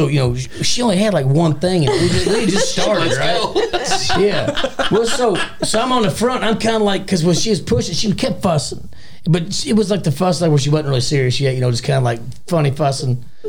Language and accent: English; Litchfield, United States; Because I grew up in Litchfield. Uh-huh. There's nothing new. You cruise town.